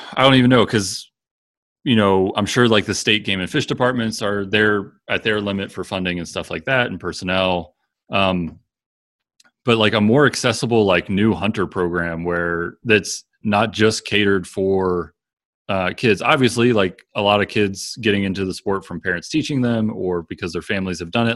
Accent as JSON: {"language": "English", "region": "Maryland", "country": "United States", "tie": "born or raised there", "moved": "as an adult", "lives_now": "Wyoming, United States", "said": "where I grew up in Maryland"}